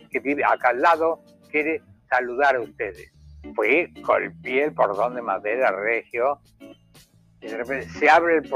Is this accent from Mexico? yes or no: no; Uruguay; como soy uruguayo